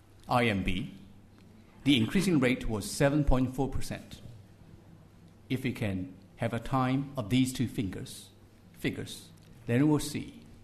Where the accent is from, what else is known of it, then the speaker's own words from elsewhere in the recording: Shanghai, China; English is a second language; Though I was thousands of miles away from Shanghai, I know very well what is PM2.5 now in my hometown.